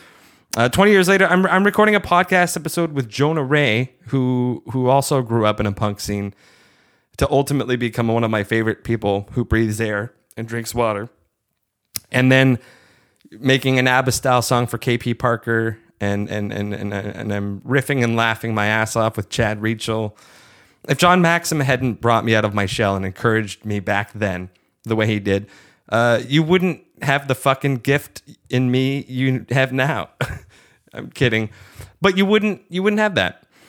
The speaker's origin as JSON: {"language": "English", "town": "Hamilton", "region": "Ontario", "country": "Canada", "tie": "born or raised there", "also_born_or_lived": "Kitchener, Ontario", "said": "I moved to Kitchener that summer from Hamilton, um, essentially being the new kid at Res High School going into grade 11"}